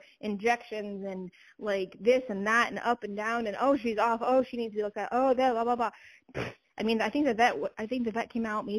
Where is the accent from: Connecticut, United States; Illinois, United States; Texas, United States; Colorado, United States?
Colorado, United States; Lakewood; now in Nebraska, United States; I grew up in Lakewood, Colorado, which is, like, in the foothills, you know, of the mountains